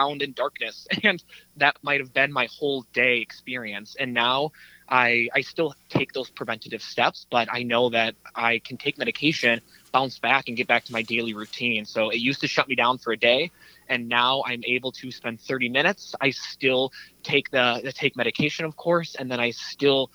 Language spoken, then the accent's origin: English; St. Paul, Minnesota, United States; My hometown is St. Paul, a St. Paul native